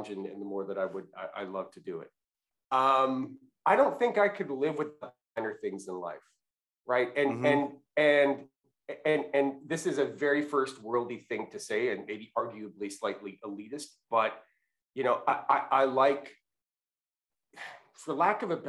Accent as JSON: {"language": "English", "region": "Western Canada", "country": "Canada", "tie": "born or raised there", "moved": "as an adult", "lives_now": "United States", "said": "I grew up in Western Canada"}